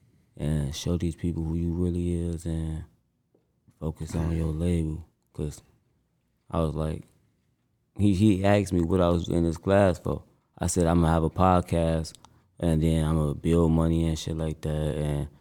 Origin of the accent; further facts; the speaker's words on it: Chicago, Illinois, United States; I'm from Cabrini Green